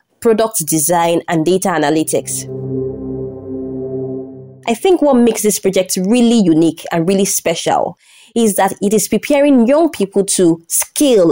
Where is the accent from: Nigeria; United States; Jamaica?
Nigeria; I'm from Nigeria